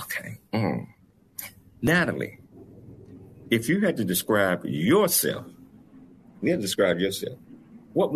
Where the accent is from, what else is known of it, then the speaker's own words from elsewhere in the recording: the South, United States; I'm from the South